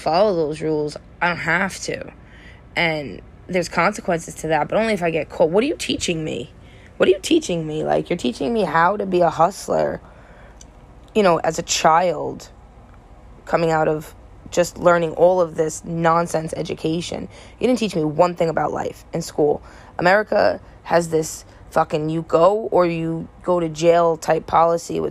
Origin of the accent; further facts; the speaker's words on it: United States; as an American citizen